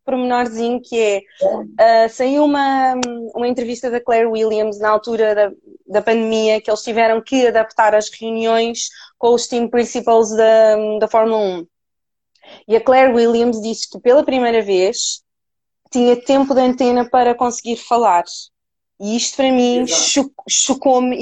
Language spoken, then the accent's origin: Portuguese; Cascais, Lisbon, Portugal; eu sou da zona de Cascais